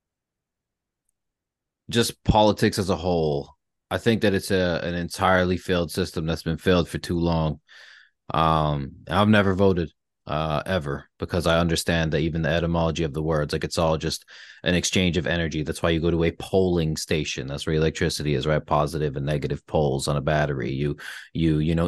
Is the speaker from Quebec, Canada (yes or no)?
no; Brantford, Ontario, Canada; became somebody in my hometown that people could, like, rely on